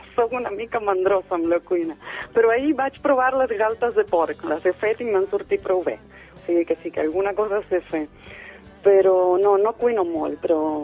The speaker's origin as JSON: {"language": "Catalan", "town": "Morteros", "region": "Córdoba", "country": "Argentina", "tie": "born or raised there", "also_born_or_lived": "Barcelona", "second_language": "Catalan", "moved": "as an adult", "lives_now": "Sant Just Desvern, Spain", "said": "vaig néixer a Morteros, un petit poble de, de l'Argentina"}